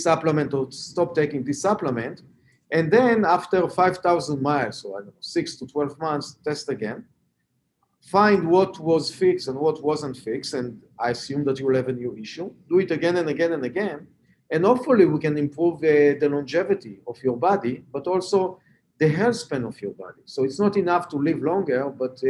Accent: Israel; English is a second language; moved away as an adult; also born or lived in Boston; As you can hear from my accent, I'm not a Native American. I was born and raised in Israel.

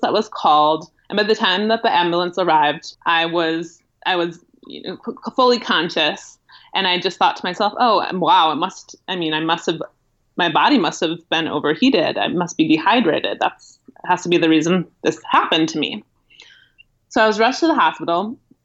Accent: Milwaukee, Wisconsin, United States; moved away; I ended up returning to my home in the Midwest. I'm from Milwaukee, Wisconsin originally.

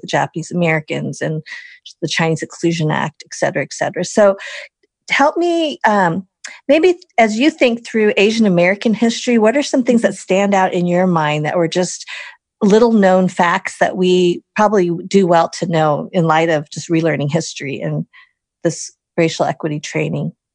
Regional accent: Wisconsin, United States; I was born in Wisconsin, you know, the middle of the country

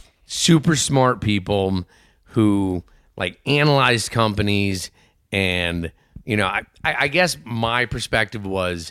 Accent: Cleveland, Ohio, United States; born there; also born or lived in Maine; I was born in Cleveland.

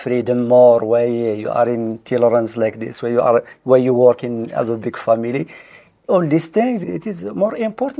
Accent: Dades Valley and Rose Valley, Drâa-Tafilalet, Morocco; first language Berber; English is a second language; also born or lived in Aït Ben Haddou; I was born in Death's Valley and Rose Valley.

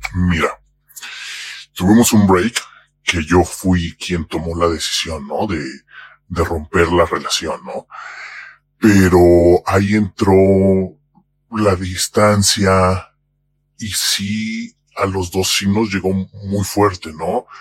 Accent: Mexico; soy mexicano

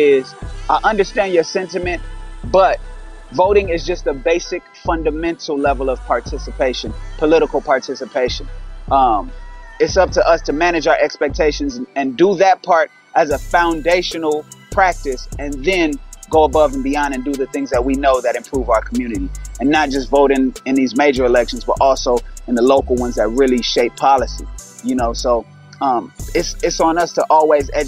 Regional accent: Inglewood, California, United States; I'm from Inglewood, California

